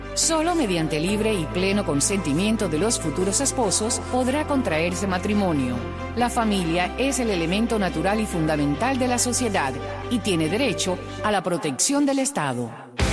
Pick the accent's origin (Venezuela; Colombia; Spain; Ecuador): Venezuela; como venezolana